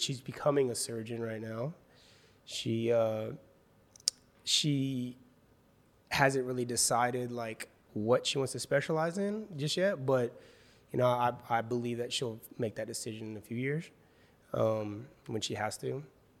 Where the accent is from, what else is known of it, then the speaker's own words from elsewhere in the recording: Wichita, Kansas, United States; now in Los Angeles, United States; Yeah, I'm originally from Wichita, Kansas, so got a lot of my family still there